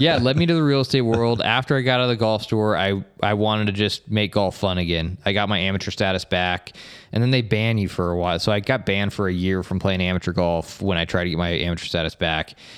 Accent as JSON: {"language": "English", "town": "Estes Park", "region": "Colorado", "country": "United States", "tie": "born or raised there", "also_born_or_lived": "Bay Area, California", "moved": "yes", "lives_now": "St. George, United States", "said": "I grew up in Colorado, in Estes Park, Colorado"}